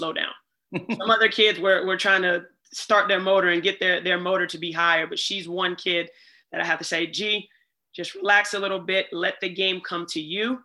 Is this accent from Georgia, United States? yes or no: yes; Atlanta, Georgia, United States; moved away; I grew up in Atlanta